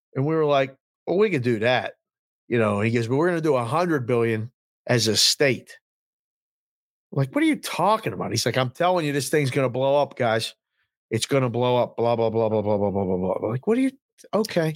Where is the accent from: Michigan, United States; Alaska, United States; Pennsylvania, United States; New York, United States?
Pennsylvania, United States; Pittsburgh; born or raised there